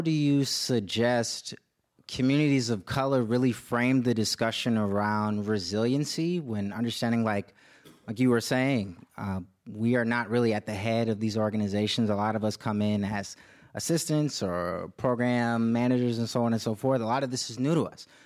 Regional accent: Indiana, United States; now in San Francisco, United States; I'm from Indiana

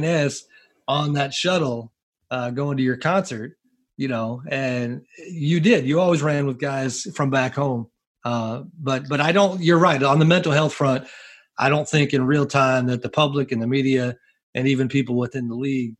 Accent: Bay Area near San Francisco, California, United States; as a kid, I grew up in the Bay Area near San Francisco

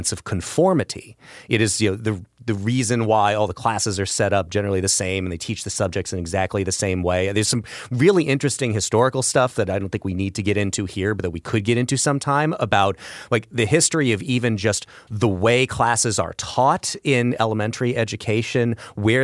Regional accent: Belleville, Illinois, United States; I grew up in Belleville, Illinois

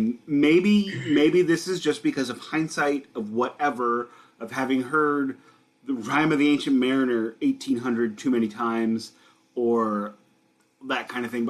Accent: United States; I'm an American

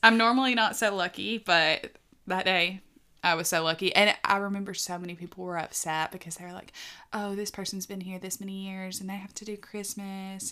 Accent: the South, United States; accent: Southern (not strong); I'm from from the South, my accent isn't that strong

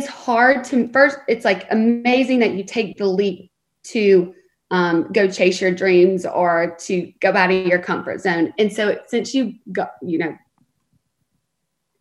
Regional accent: the South, United States; moved away as an adult; now in Los Angeles, United States; I love the South, and I'm so thankful for the way that I was raised.

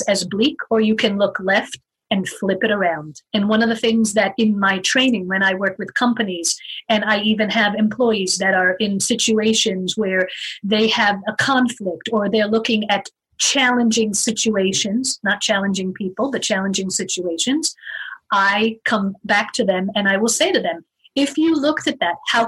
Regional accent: Israel; moved away as an adult; also born or lived in United States; now in Arizona, United States; I moved to Israel, lived there for 15 years, and went through schooling and my military time.

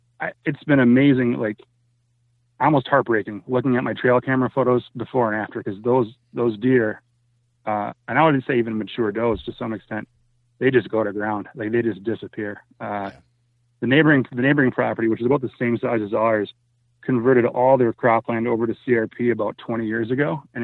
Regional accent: Minnesota, United States; When my family settled back in Minnesota and I was in a job that didn't require me to travel

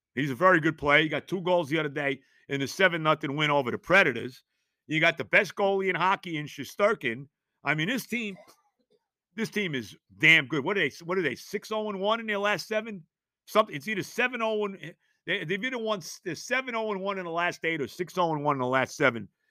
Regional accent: New York metropolitan area, United States; We're both from the New York metropolitan area

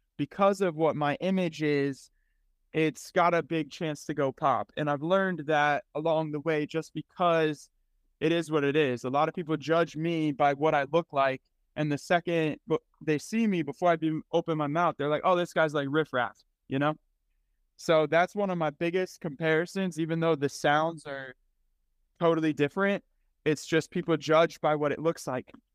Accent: Cleveland, Ohio, United States; now in Kansas City, United States; I was born in Cleveland, Ohio

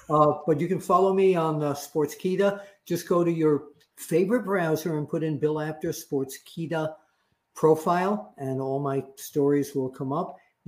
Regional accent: Ireland; Do you know I'm from Ireland?

